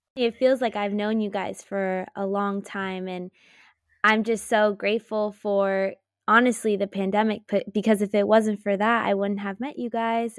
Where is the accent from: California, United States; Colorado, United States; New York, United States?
California, United States; Los Altos; also born or lived in Chico, California; I was born and raised in Los Altos, California, and I currently live in Los Altos at the moment